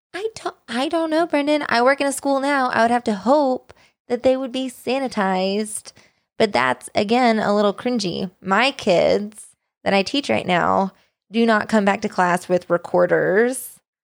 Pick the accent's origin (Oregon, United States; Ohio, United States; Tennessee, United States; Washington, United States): Tennessee, United States; moved away; also born or lived in Abilene, Kansas; I still consider Tennessee probably more of my hometown